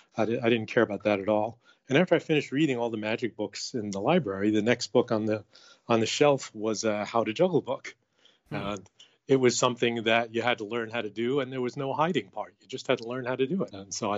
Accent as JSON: {"language": "English", "town": "Queens", "region": "New York", "country": "United States", "tie": "born or raised there", "said": "So I grew up in Queens, New York. My dad was a watch repairman and my mom was a homemaker."}